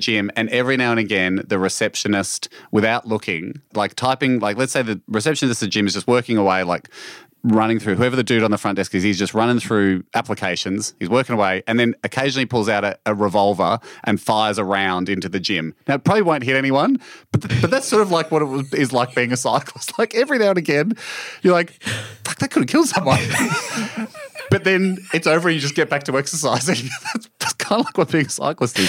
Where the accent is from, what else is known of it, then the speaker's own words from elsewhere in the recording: Australia; this is, of course, my home country